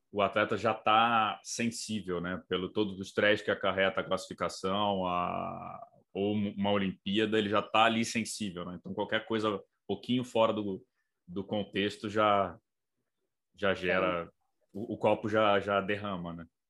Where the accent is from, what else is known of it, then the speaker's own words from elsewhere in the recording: Brazil; na rua me reconheceram como brasileiro